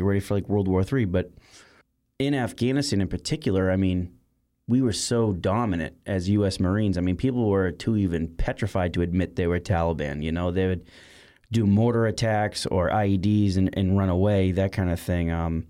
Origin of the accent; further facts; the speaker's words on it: Boston, Massachusetts, United States; You know, I grew up in Boston my whole life, and Massachusetts is a very patriotic state in regards to veterans.